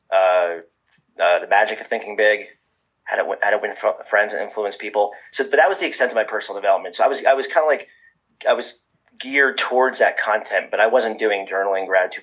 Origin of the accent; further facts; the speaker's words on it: New Jersey, United States; I'm from New Jersey